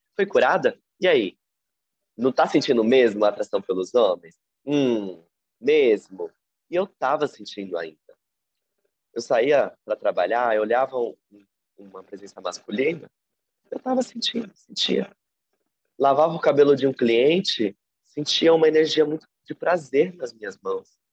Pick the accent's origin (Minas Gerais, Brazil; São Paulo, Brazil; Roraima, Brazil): São Paulo, Brazil; Eu atualmente moro e nasci em São Paulo